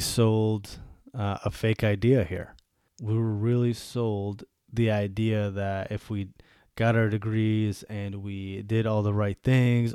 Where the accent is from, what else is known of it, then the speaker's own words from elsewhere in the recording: Buffalo, New York, United States; moved away as an adult; also born or lived in Germany / Bosnia; now in Washington, D.C., United States; I grew up in Buffalo, New York